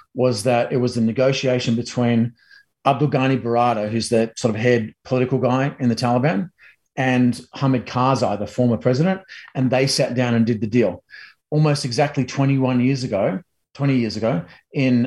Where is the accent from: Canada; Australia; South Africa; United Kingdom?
Australia; now in United States; a Aussie in America